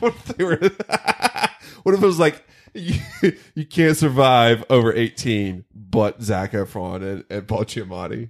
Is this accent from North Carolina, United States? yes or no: yes; North Carolina, United States; near where I grew up in North Carolina